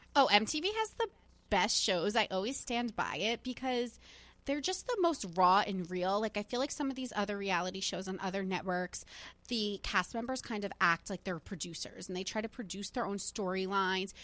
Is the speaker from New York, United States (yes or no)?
no; New Jersey, United States; I'm from New Jersey. Like, that is, like, what I grew up